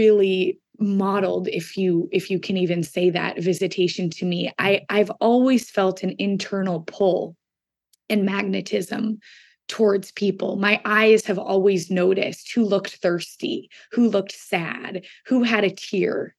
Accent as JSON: {"language": "English", "town": "Seattle", "region": "Washington", "country": "United States", "tie": "born or raised there", "also_born_or_lived": "Boston", "moved": "as an adult", "said": "I grew up in Seattle, Washington, where I live right now"}